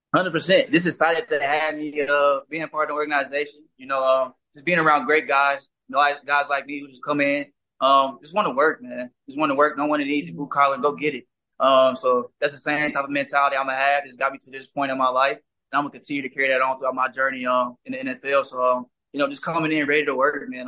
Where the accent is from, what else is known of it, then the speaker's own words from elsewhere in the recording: Indianapolis, Indiana, United States; moved away; back at home in my hometown where I grew up